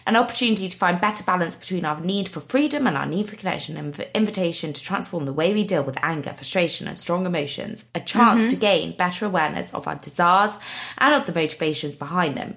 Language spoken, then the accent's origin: English; United Kingdom; I'm very British